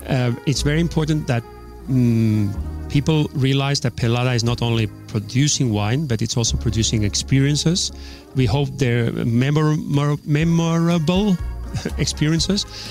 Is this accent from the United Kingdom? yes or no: no; Spain; also born or lived in Oslo, Norway; my main education has been here in Spain